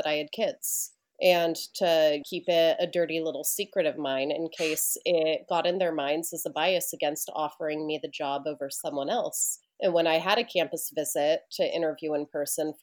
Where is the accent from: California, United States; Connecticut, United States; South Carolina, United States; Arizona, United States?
California, United States; moved away as an adult; also born or lived in Manhattan, New York; now in New York, United States; I'm a Californian from the Redwood Mountains who's been living in New York with some confusion about it for about 11 years now